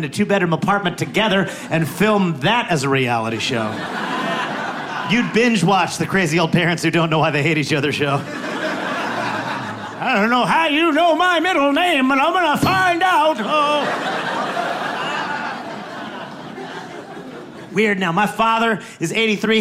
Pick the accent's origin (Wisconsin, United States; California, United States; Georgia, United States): Wisconsin, United States; moved away; also born or lived in Los Angeles; where I was born in Wisconsin